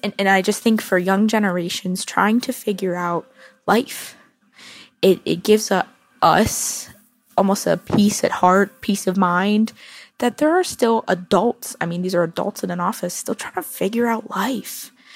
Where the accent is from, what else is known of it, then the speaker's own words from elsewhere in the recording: Orlando, Florida, United States; I'm from Orlando, Florida.